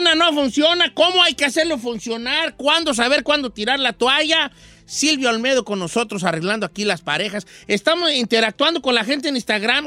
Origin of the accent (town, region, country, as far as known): Mexico